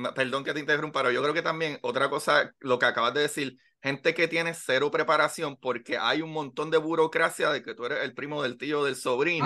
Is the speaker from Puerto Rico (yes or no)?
yes; Puerto Rico; cuando nos vemos como puertorriqueños